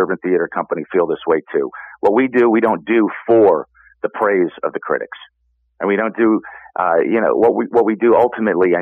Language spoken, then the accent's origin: English; New York, United States; now in Chicago, United States; I'm a New Yorker